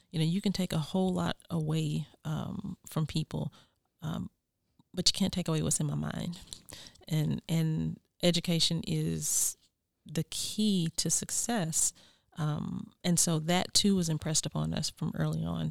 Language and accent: English; United States; born or raised there; moved away